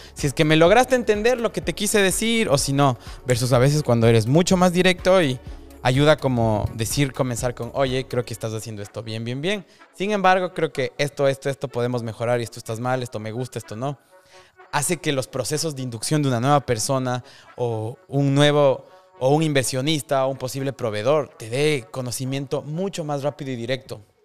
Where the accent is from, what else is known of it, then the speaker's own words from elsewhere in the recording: Ecuador; now in Miami, United States; yo soy de Ecuador en mi caso